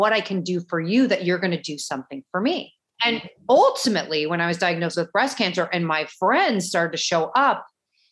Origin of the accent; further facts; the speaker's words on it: St. Louis, Missouri, United States; now in Miami, United States; I'm originally from St. Louis, definitely a Midwestern girl